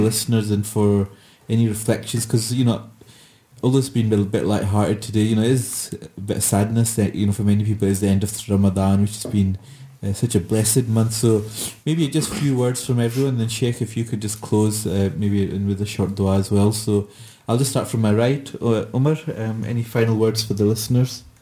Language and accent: English; Glasgow, Scotland, United Kingdom; I said, Glasgow